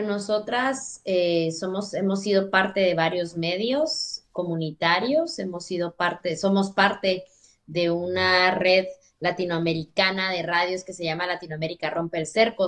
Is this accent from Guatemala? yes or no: yes; Totonicapán, Guatemala; moved away as an adult; now in Basque Country, Spain; soy una mujer indígena quiché de Totonicapán, Guatemala